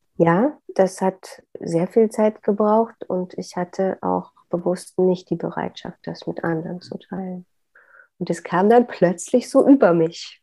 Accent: Upper Lusatia, Saxony, Germany; moved away; ich komme aus der Oberlausitz in Sachsen. Das war für mich immer die heile Welt auf diesem Globus

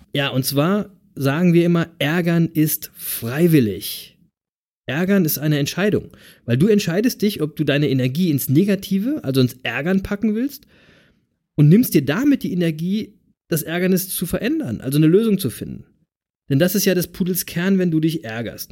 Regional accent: Berlin, Germany; now in East Frisia, Germany; ich bin ja aus Berlin

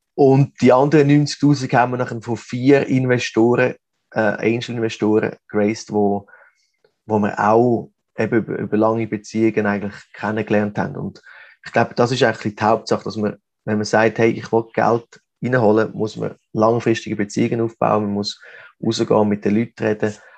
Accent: Switzerland; moved away as an adult; now in Mexico; als Schweizer

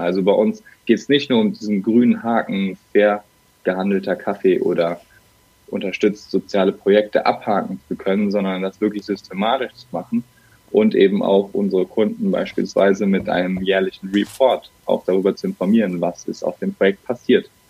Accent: Bergisches Land, North Rhine-Westphalia, Germany; now in Cologne, Germany; Gebürtig komme ich rechtsrheinisch aus dem Bergischen. Mittlerweile bin ich aber in Köln richtig zu Hause

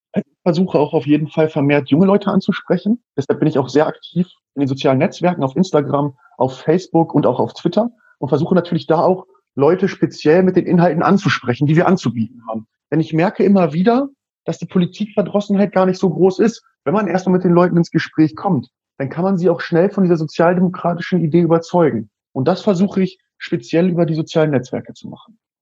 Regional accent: Burgwedel, Lower Saxony, Germany; ich bin 25 Jahre alt und ich komme aus Burgwedel. Das ist eine kleine Stadt im Norden Hannovers

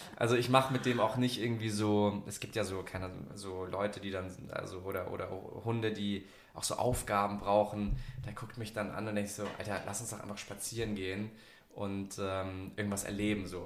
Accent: Munich, Bavaria, Germany; now in Sylt, Germany; Ich komme ja ursprünglich aus München

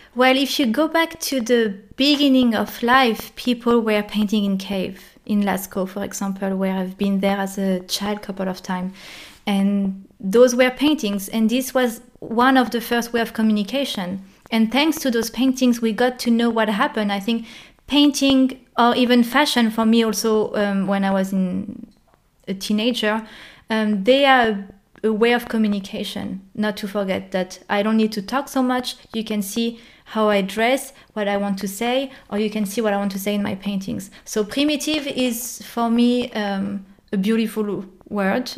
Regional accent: France; moved away as an adult; now in Germany; i'm a french girl in germany

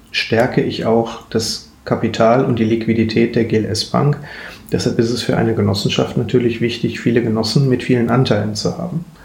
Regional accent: Duisburg, North Rhine-Westphalia, Germany; born there; now in Bochum, Germany; Dazu muss ich mich jetzt erstmal als nicht Bochumer, sondern als gebürtiger Duisburger, der tatsächlich nur seine acht, neun Arbeitsstunden am Tag in Bochum verbringt, outen

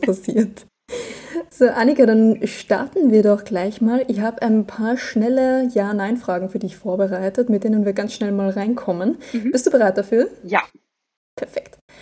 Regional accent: Austria; ich bin Österreicherin. Ich glaube, bei uns heißt das alles nochmal anders

